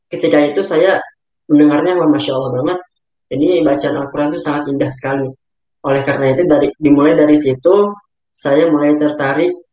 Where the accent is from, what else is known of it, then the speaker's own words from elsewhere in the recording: Bekasi, West Java, Indonesia; Kemudian asal saya dari Bekasi.